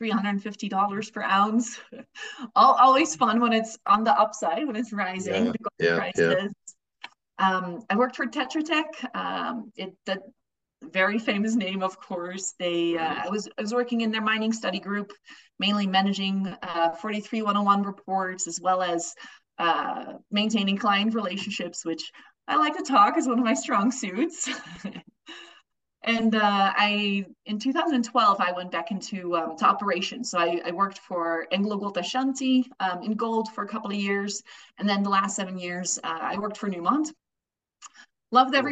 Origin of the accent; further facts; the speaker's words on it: Netherlands; moved away as an adult; now in Denver, United States; I was born and raised in the Netherlands